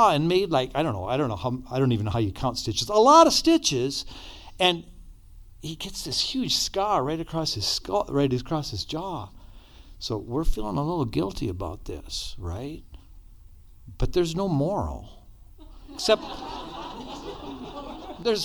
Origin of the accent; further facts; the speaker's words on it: Gallup, New Mexico, United States; we grew up outside of Gallup in Checkerboard Country on a mission compound